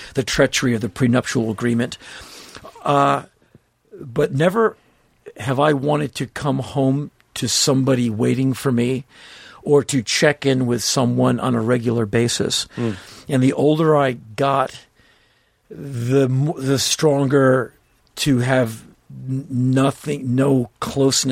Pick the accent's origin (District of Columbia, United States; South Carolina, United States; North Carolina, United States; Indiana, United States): District of Columbia, United States; Washington; My friends I grew up with in Washington, D.C.